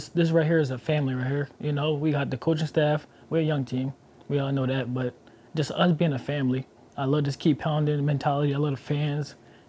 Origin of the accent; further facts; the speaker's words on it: Philadelphia, Pennsylvania, United States; I come from Philly, so we are hard-nosed people.